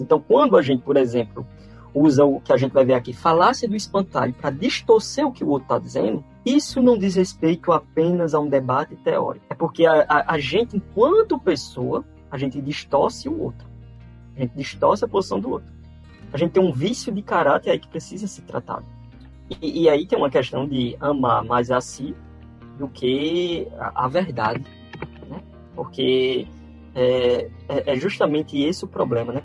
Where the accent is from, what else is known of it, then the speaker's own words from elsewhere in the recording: Campina Grande, Paraíba, Brazil; now in João Pessoa, Brazil; nasci em Campina Grande, mas moro em João Pessoa, aqui na Paraíba, há muito tempo. É, sou paraibano